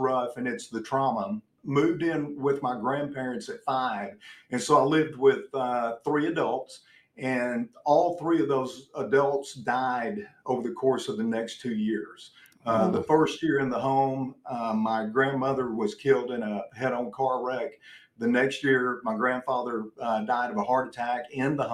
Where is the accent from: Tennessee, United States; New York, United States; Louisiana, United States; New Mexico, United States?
Tennessee, United States; Memphis; born in Memphis, Tennessee, to a single mom